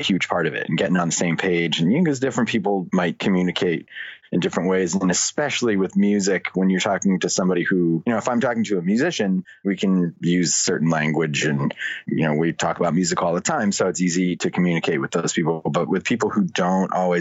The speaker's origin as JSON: {"language": "English", "town": "Boston", "region": "Massachusetts", "country": "United States", "tie": "born or raised there", "also_born_or_lived": "New York area", "moved": "as an adult", "said": "I grew up in the Boston area"}